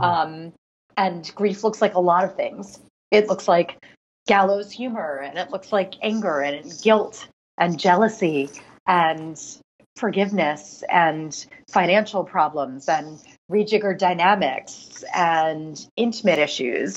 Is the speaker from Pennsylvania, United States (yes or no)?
yes; Philadelphia, Pennsylvania, United States; now in New York City, United States; Philadelphia, which is my hometown